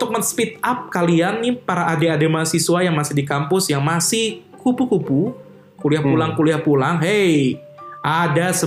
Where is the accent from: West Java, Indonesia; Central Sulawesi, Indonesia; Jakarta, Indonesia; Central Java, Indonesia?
West Java, Indonesia; Bandung; Kita warga Bandung harus di Bandung.